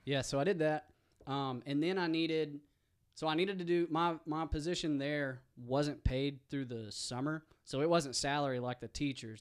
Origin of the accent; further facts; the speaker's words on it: East End, Arkansas, United States; moved away; also born or lived in Fayetteville, Arkansas; I'm from East End, um, and I went to East Union